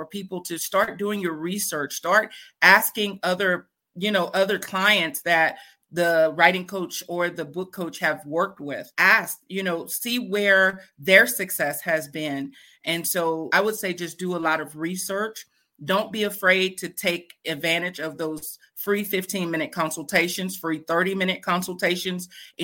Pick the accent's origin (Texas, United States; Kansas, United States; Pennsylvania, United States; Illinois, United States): Texas, United States; Fort Worth; Fort Worth, Texas. I was born and raised in Fort Worth, Texas